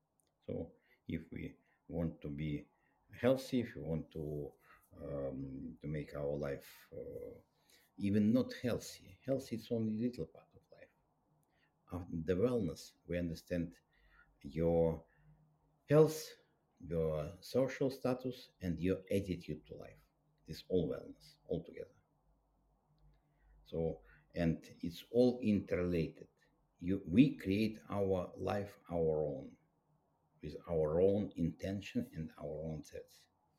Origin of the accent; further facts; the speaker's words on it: Russia; English is a second language; And I was raised up in Soviet Union. It was a very tough country. It was very tough conditions.